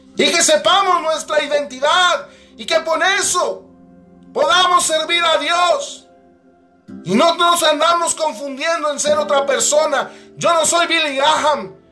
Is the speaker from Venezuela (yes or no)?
no; Mexico; soy mexicano